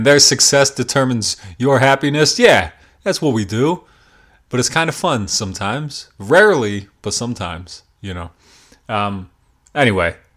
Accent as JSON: {"language": "English", "region": "Pennsylvania", "country": "United States", "said": "Pennsylvania hardcore band, as it is my home state and scene"}